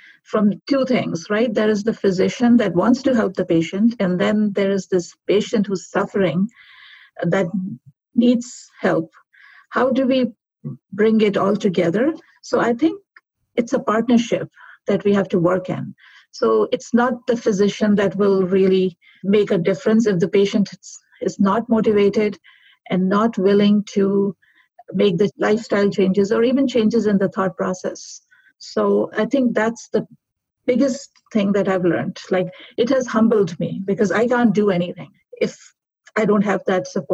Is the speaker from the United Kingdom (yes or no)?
no; Pakistan; moved away as an adult; now in Calgary, Canada; originally I'm from Pakistan, where I graduated. I came to Canada